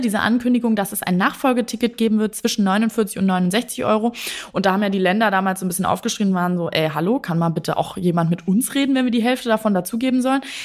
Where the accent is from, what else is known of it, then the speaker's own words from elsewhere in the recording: Lower Saxony, Germany; ich bin ja gebürtige Niedersächsin